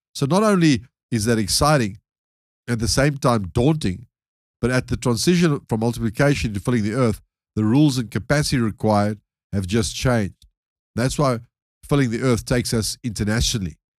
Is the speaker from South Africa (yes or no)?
yes; South Africa; being a South African myself